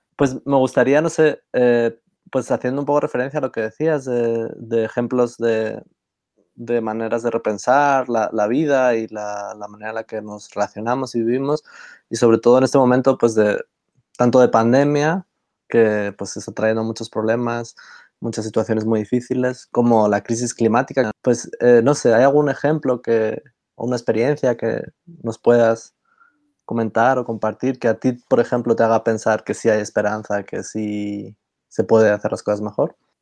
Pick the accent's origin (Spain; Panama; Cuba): Spain; somos los tres de España